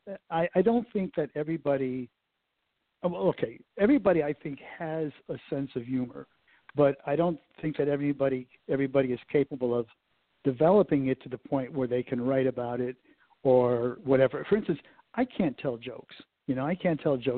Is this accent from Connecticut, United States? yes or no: yes; Connecticut, United States; moved away as an adult; now in Cincinnati, United States; when I grew up in Connecticut